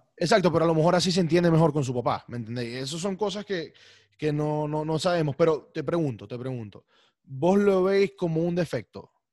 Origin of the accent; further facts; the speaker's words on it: Maracaibo, Zulia, Venezuela; accent: maracucho; yo hablo maracucho, o sea, de por sí. Y me siento orgulloso de eso